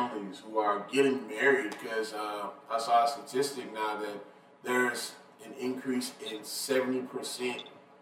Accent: Atlanta, Georgia, United States; I'm glad I'm from here

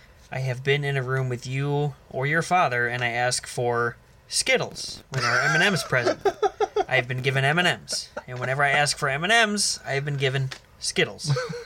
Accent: United States; we're American.

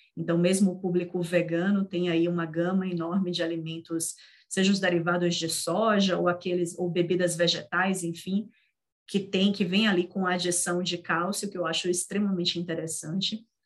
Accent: Northeast Region, Brazil; Eu, como nordestina que sou

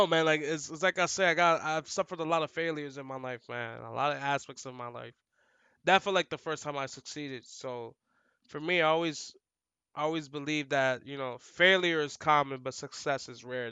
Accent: New York City, New York, United States; We're from the hood, bro. From the Bronx. Like, I'm from the Bronx.

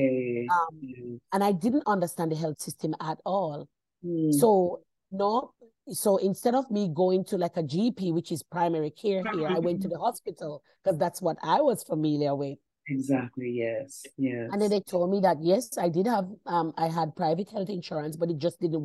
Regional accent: Bamboo, Saint Ann, Jamaica; moved away as an adult; also born or lived in Brown's Town, Jamaica; now in Sydney, Australia; I grew up in clay ground in Bamboo, and I went to St. Hilda's High School

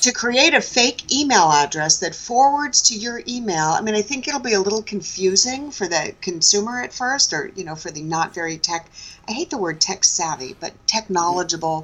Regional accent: New York City, New York, United States; born and raised in Manhattan

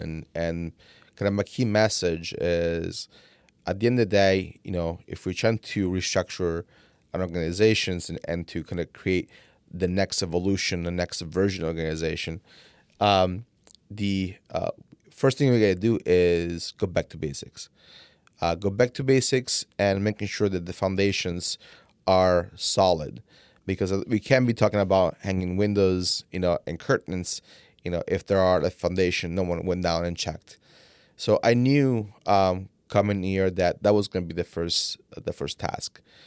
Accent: Italy; English is a second language; now in United States; I came from Italy

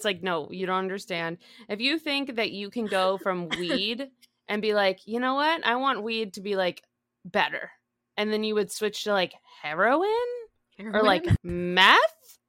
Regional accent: Boston, Massachusetts, United States; I grew up in Massachusetts. I grew up in the Boston area and I went to school in the Bronx and Rhode Island.

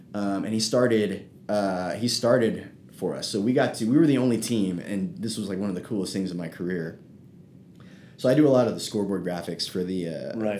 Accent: South San Francisco, California, United States; I grew up in South San Francisco, which is basically by the airport

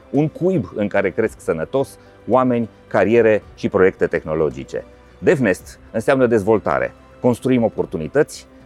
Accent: Romania; Bun, deci nu ar trebui să avem complexe ca români și uh, cel puțin în sectorul ăsta.

